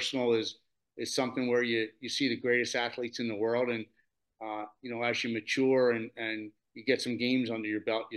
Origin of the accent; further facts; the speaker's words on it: Delaware County, Pennsylvania, United States; I'm from Delaware County, Pennsylvania